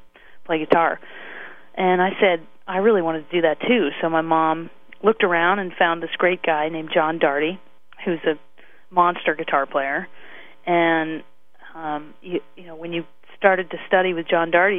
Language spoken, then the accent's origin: English; Wilmington, Delaware, United States; also born or lived in Chadds Ford, Pennsylvania; now in Canada; I grew up in Wilmington, Delaware / Chads Ford, Pennsylvania.